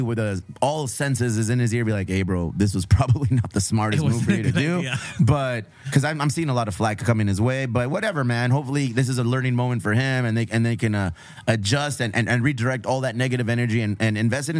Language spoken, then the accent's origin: English; Chula Vista, California, United States; we're from Chula Vista, National City. We're from the South Bay.